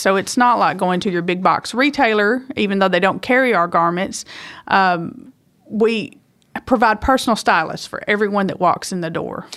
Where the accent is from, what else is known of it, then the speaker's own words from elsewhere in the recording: Woodland Mills, Tennessee, United States; also born or lived in Hickman, Kentucky; I grew up in Woodland Mills, Tende-, Tennessee